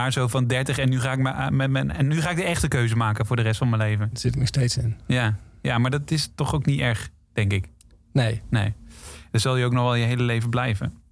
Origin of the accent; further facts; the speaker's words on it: North Brabant, Netherlands; moved away as an adult; now in Amsterdam, Netherlands; Ik ben een geboren Brabander en ik woon nu 15 jaar in Amsterdam.